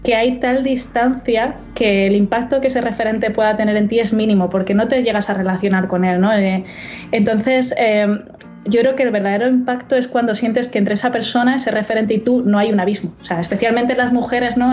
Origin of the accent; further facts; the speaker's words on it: Melilla, Spain; yo soy de Melilla